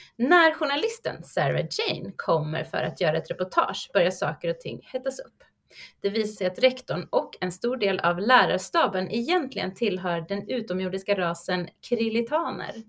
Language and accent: Swedish; Sweden; oss som svenskar